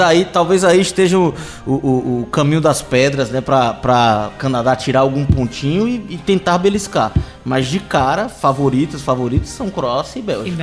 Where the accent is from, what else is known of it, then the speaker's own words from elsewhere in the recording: Brazil; enquanto brasileiro